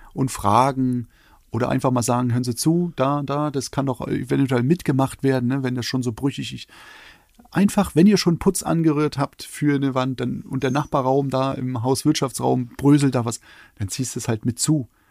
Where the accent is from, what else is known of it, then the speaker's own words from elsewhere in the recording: eastern Germany, Germany; ich komme aus dem Osten.